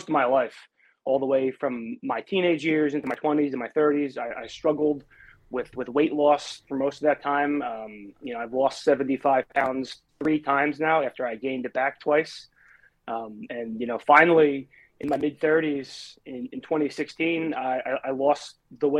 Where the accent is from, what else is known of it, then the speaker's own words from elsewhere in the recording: New Jersey, United States; I've been living in New Jersey for my entire life